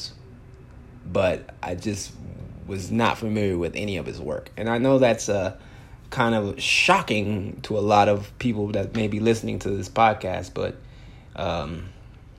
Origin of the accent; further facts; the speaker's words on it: Compton, California, United States; now in Phoenix, United States; I'm a 10-year comedian in the Phoenix, Arizona area. I'm originally from Compton, California